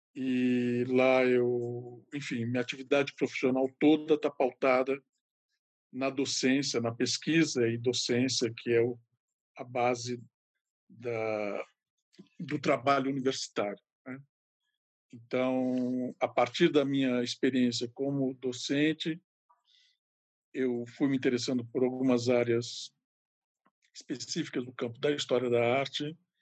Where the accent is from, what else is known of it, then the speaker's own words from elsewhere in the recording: Ribeirão Preto, São Paulo, Brazil; eu sou de Ribeirão Preto, que é o interior de São Paulo